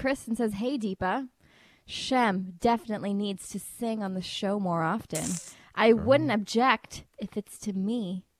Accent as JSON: {"language": "English", "country": "Guyana", "tie": "born or raised there", "lives_now": "Canada", "said": "I'm also from Guyana, born there, then moved here to Canada. And when I'm in Guyana, I do Guyanese culture things."}